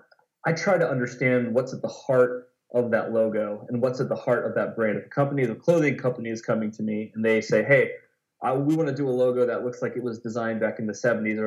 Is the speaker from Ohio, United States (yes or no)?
yes; Lancaster, Ohio, United States; also born or lived in Columbus, Ohio; my hometown of Lancaster, Ohio